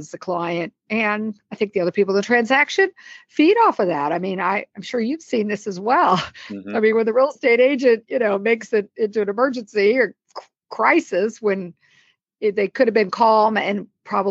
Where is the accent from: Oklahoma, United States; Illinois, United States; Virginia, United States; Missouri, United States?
Missouri, United States; Columbia; moved away as an adult; also born or lived in Dallas, Texas; now in McLean, United States; I grew up in Columbia, Missouri, which is a college town